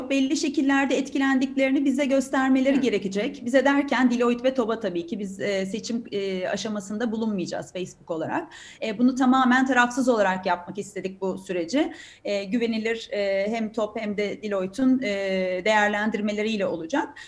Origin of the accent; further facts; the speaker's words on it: Turkey; ben bir Türk olarak, bir mühendis olarak, bir teknoloji şirketi çalışanı olarak çok inanıyorum